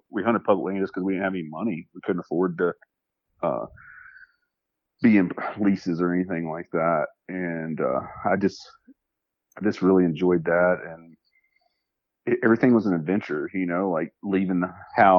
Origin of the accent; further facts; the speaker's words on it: Arkansas, United States; I was born in Arkansas, and I started hunting there